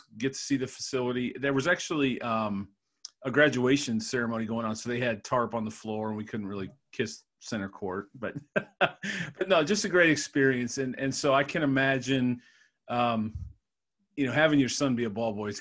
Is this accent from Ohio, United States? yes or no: yes; Cleveland, Ohio, United States; now in Columbus, United States; I'm from Cleveland originally